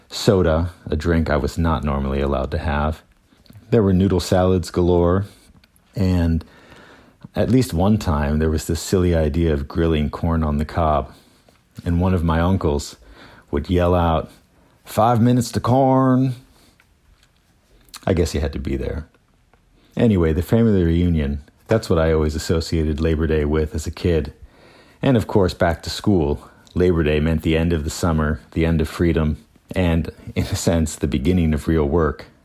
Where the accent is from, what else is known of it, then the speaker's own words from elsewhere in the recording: Pennsylvania, United States; also born or lived in Chicago / Detroit; I was born in Chicago and raised in southern Pennsylvania and outside of Detroit.